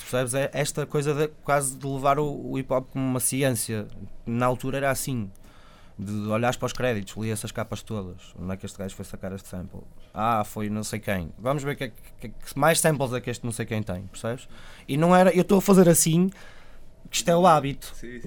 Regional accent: Vila Nova de Gaia, Porto District, Portugal; Gaia de onde eu sou

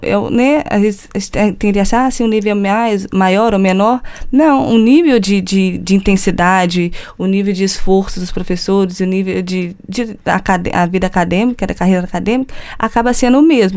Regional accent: Juiz de Fora, Minas Gerais, Brazil; moved away as an adult; also born or lived in Porto, Portugal; eu venho da Universidade Federal de Juiz de Fora, Minas Gerais, do Brasil

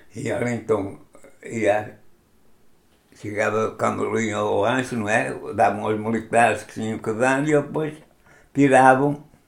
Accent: Viana do Castelo, Portugal; Sou natural de Viana do Castelo

